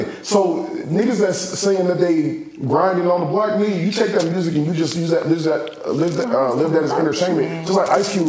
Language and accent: English; California, United States; I came from California